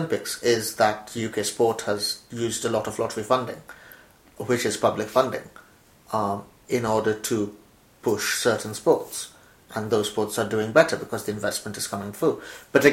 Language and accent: English; India; now in United Kingdom; I'm revealing my age here, but I'm growing up in India